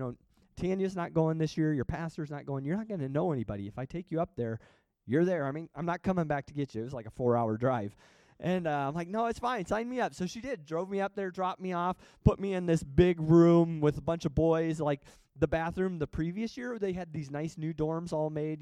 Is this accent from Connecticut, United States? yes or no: no; Washington, Iowa, United States; also born or lived in Springfield, Missouri; I grew up in Iowa, small town, 8,000 people in our little town of Washington